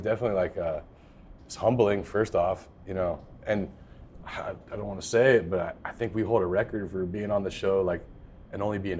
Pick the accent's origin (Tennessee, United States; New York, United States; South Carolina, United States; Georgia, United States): Georgia, United States; Atlanta; also born or lived in Los Angeles / Sacramento; I'm not from here, man. I'm from Atlanta by way of LA and Sacramento, and I've been around.